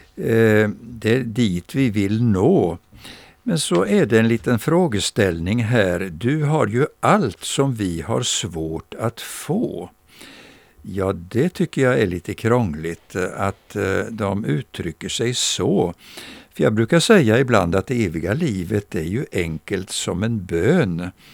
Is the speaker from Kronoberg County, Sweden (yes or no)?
yes; Växjö, Kronoberg County, Sweden; Jag minns min barndom här i Växjö